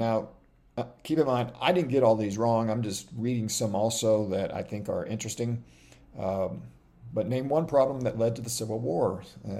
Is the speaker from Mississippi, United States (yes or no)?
yes; Biloxi, Mississippi, United States; I grew up in Biloxi, Mississippi.